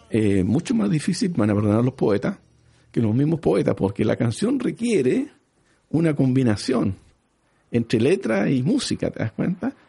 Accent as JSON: {"language": "Spanish", "region": "northern Chile", "country": "Chile", "said": "esa es la, es la gracia que tiene el norte, que nosotros somos eh, chilenos pero de Iquique, chilenos pero de Arica, chilenos pero de Antofagasta"}